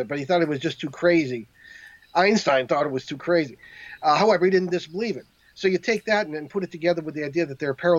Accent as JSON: {"language": "English", "region": "New England", "country": "United States", "said": "I'm from New England"}